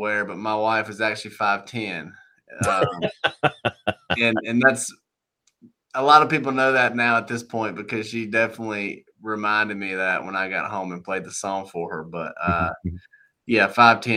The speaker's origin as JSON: {"language": "English", "town": "Monroe", "region": "Georgia", "country": "United States", "tie": "born or raised there", "moved": "as an adult", "lives_now": "Nashville, United States", "said": "I moved from Monroe, Georgia."}